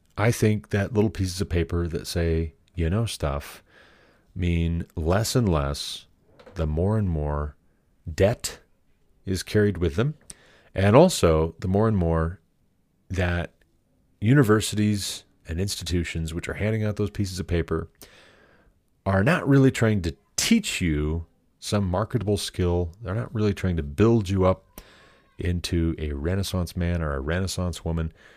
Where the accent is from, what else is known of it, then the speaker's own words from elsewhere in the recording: Glendive, Montana, United States; moved away; I'm from Glendive.